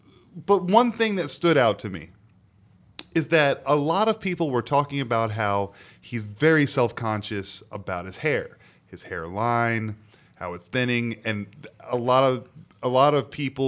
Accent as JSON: {"language": "English", "region": "Southern Maryland", "country": "United States", "said": "I'm from Southern Maryland."}